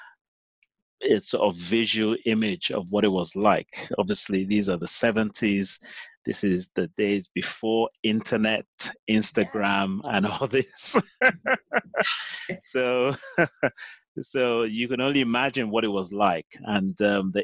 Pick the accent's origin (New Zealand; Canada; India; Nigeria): Nigeria; moved away as an adult; now in London, United Kingdom; I'm Nigerian